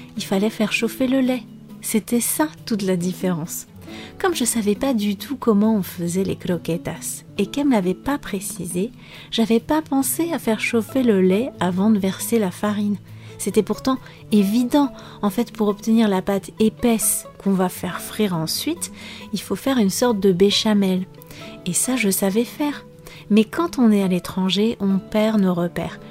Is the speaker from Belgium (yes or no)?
no; France; moved away as an adult; also born or lived in Cáceres, Spain / Portugal; Je viens des pays de la Loire et de la Bretagne